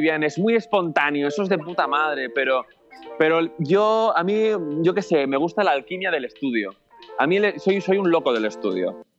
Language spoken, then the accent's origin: Spanish; Barcelona, Catalonia, Spain; yo soy de Barcelona